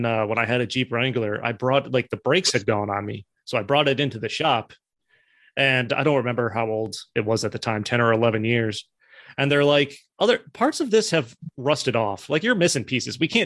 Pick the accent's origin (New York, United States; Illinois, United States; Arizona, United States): New York, United States; also born or lived in South Carolina; I lived in South Carolina for a while and I'd say I'm from New York